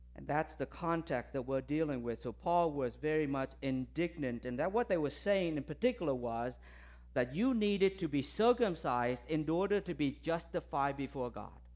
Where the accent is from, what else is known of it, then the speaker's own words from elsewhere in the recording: Tampa, Florida, United States; I'm from Tampa.